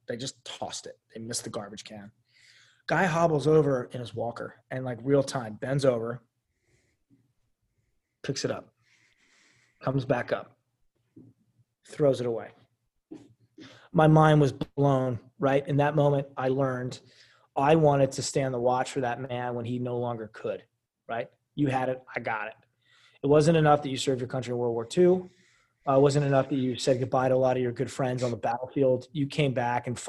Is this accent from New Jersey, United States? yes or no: yes; Central New Jersey, United States; also born or lived in Philadelphia; I grew up in Central New Jersey, East Coast